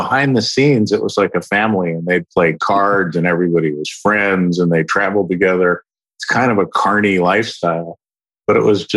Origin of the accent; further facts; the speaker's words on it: Philadelphia, Pennsylvania, United States; now in Dallas, United States; So I was born in Philadelphia. I live in Dallas now, but I grew up in the Northeast